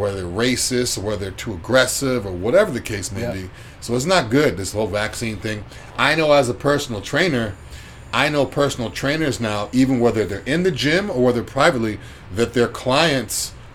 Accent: Massachusetts, United States; I'm from Massachusetts

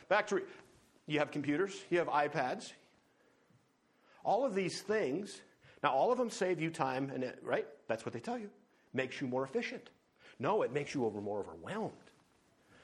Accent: North Dakota, United States; also born or lived in Livingston, Montana; now in Montana, United States; I grew up in North Dakota

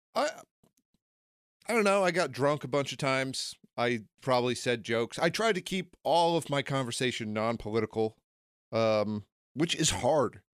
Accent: United States; As an American

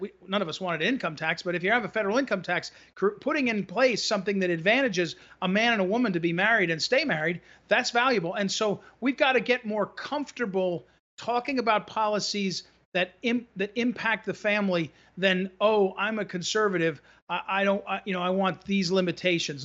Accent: New Jersey, United States; now in Missouri, United States; I grew up in New Jersey actually, so I have that sensibility

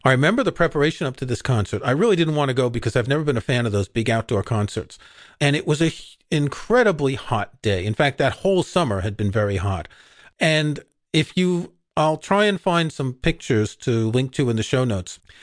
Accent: New York, United States; I grew up in New York

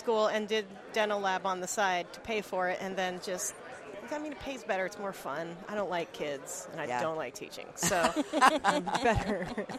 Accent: Colorado, United States; also born or lived in Texas; now in Virginia, United States; I'm from Colorado

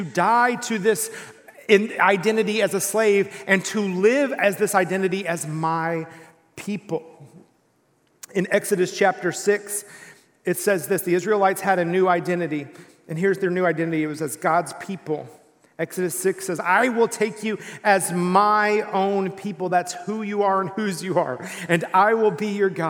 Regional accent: East Texas, United States; I grew up in East Texas

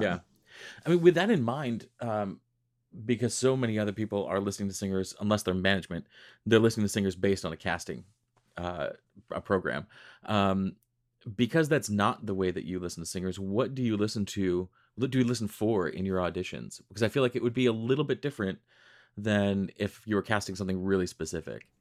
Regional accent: Rochester, New York, United States; I grew up in Western New York. I grew up in Rochester.

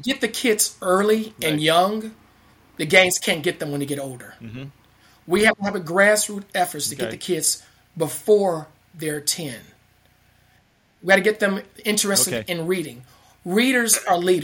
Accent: Chicago, Illinois, United States; the school where I grew up in Inglewood, is it South Chicago

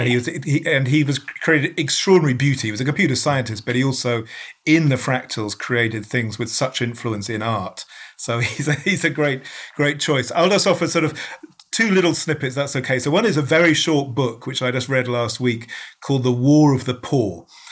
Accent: United Kingdom; as a Brit

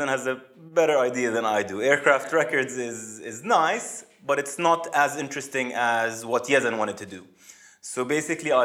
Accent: Amman, Amman Governorate, Jordan; moved away as an adult; also born or lived in United States / Saudi Arabia; I was born and raised in Jordan, in Amman, moved to the US to study industrial engineering at Purdue University

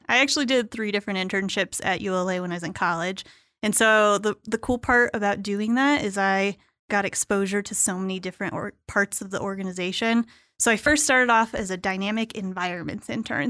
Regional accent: Tucson, Arizona, United States; in Tucson, where I grew up.

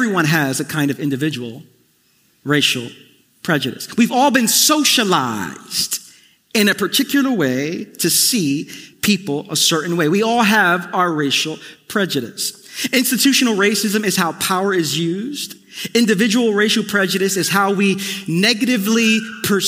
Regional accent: New York City, New York, United States; growing up in East New York, Brooklyn, in the family I was in, We Puerto Ricans

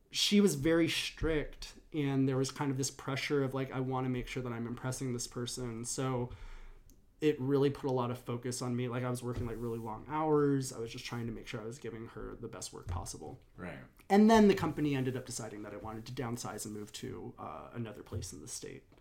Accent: Berkeley, California, United States; In uh, Berkeley, California.

